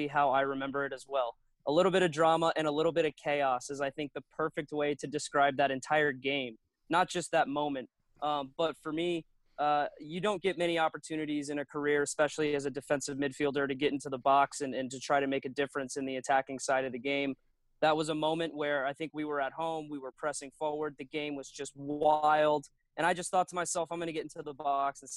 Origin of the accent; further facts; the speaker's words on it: Florida, United States; now in Nashville, United States; I grew up in Florida, where you have very devastating hurricanes